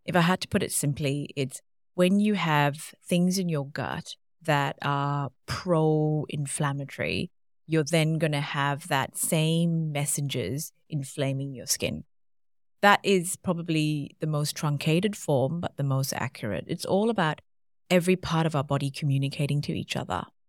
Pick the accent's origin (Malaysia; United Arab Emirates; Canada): Malaysia; now in Australia; I grew up in Malaysia